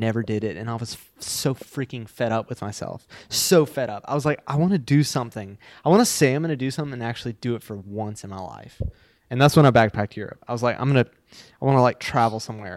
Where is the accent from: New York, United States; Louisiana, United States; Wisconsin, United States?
Louisiana, United States; Baton Rouge; I live, I live in Baton Rouge, Louisiana